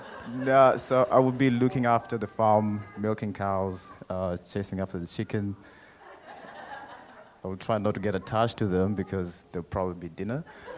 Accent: Nairobi, Kenya; now in Perth, Australia; Yeah, I'm not from around here. I grew up in Kenya, Nairobi, the capital.

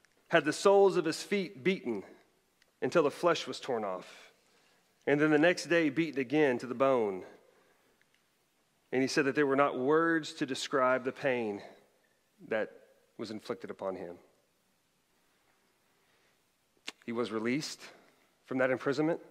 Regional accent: Bartlesville, Oklahoma, United States; moved away; it actually resides in my hometown of Bartlesville, Oklahoma

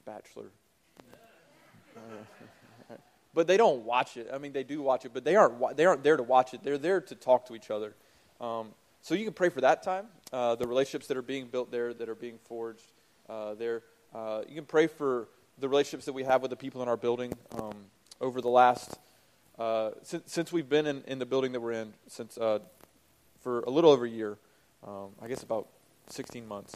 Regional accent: the South, Southern United States, United States; moved away as an adult; now in New York, United States; As Southerners

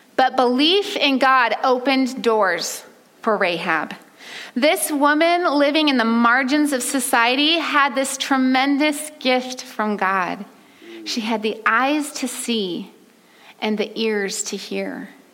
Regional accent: California, United States; now in Oregon, United States; I'm from California, the sunshine state

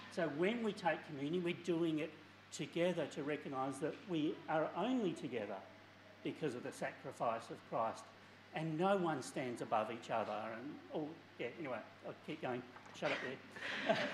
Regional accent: Maddington, Western Australia, Australia; also born or lived in England; I English by birth, so quality heritage. Uh, um, came to Australia as just a, a, little tyke, and for most of my years, I grew up in Maddington

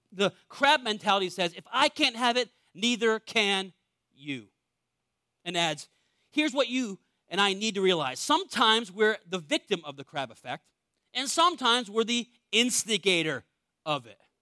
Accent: New England, United States; I was born in New England, one of the most wealthy areas in the world.

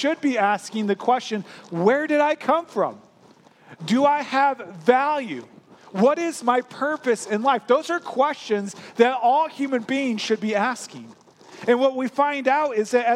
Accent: St. Louis, Missouri, United States; I grew up in St. Louis, Missouri

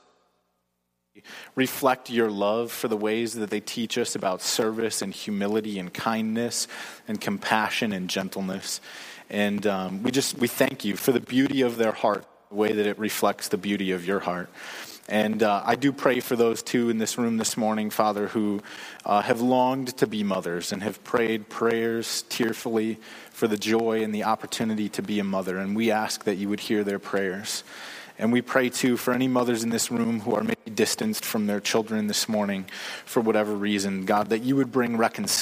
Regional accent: United States; as Americans

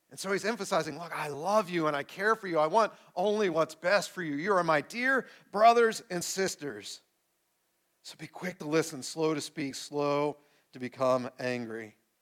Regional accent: United States

